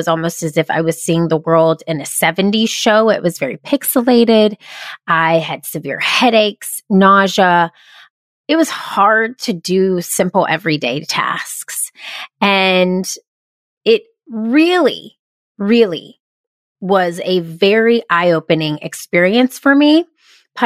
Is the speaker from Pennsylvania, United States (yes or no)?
no; Georgia, United States; also born or lived in South Carolina; when I was 8 years old, I moved from my hometown in South Carolina to another town in Georgia